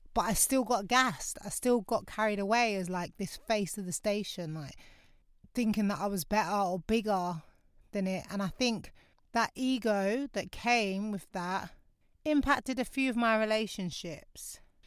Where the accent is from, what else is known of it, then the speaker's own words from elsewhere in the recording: London, United Kingdom; moved away as an adult; now in North West London, United Kingdom; My hometown's Lewisham